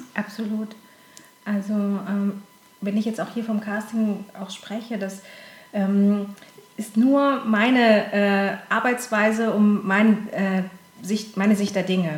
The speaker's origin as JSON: {"language": "German", "town": "Konstanz", "region": "Baden-Württemberg", "country": "Germany", "moved": "yes", "lives_now": "Cologne, Germany", "said": "Ich komme äh, aus dem schönen Konstanz am äh, Bodensee"}